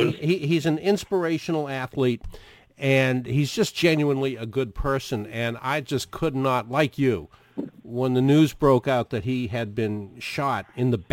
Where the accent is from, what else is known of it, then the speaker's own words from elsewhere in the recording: Boston, Massachusetts, United States; I'm born and raised in the Boston area